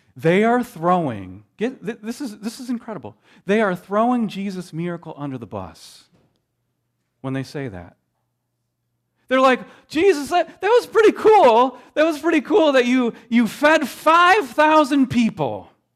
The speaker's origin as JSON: {"language": "English", "region": "Midwest", "country": "United States", "tie": "born or raised there", "said": "I grew up in the Midwest"}